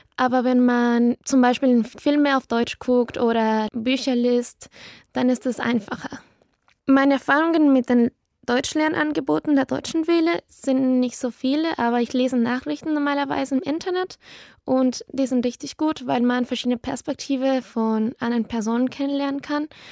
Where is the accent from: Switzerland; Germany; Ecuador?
Ecuador; Quito, Pichincha; German is a second language; Ich komme aus Quito, Ecuador